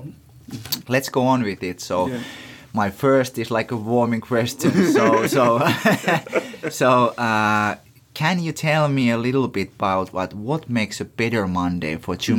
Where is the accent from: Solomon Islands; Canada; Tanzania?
Tanzania; I'm the … from Tanzania